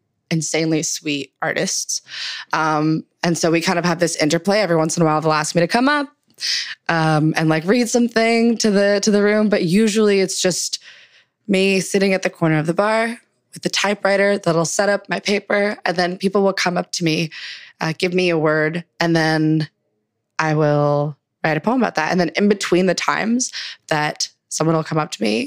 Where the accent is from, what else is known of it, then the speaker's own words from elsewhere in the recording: Markham, Ontario, Canada; also born or lived in Scarborough, Toronto / Zahle, Lebanon (parents); My family moved to Markham when I was about like 6 or 7, which is a suburb in the GTA